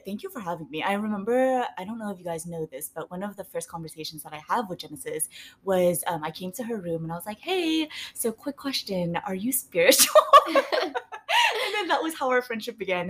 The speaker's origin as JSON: {"language": "English", "country": "Vietnam", "tie": "born or raised there", "moved": "yes", "said": "So I was born in Vietnam"}